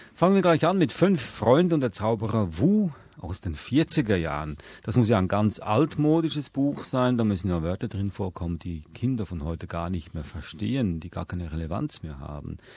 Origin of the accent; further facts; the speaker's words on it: Switzerland; ich bin in der Schweiz aufgewachsen